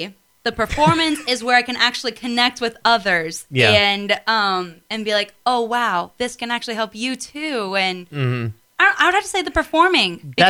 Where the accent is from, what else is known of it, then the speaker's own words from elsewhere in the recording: Findlay, Ohio, United States; moved away as an adult; also born or lived in Texas / Cincinnati area, Ohio; now in Nashville, United States; Findlay, Ohio.